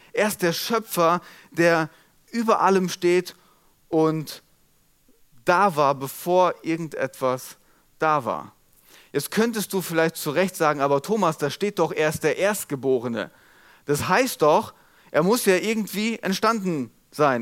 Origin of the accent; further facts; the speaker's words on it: Molbergen, Lower Saxony, Germany; accent: Platt; dem Ort, wo ich aufgewachsen bin. Mollbergen